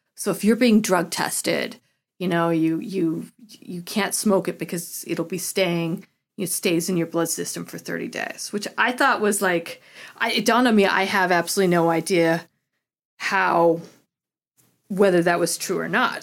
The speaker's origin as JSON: {"language": "English", "region": "Colorado", "country": "United States", "tie": "born or raised there", "said": "growing up in Colorado"}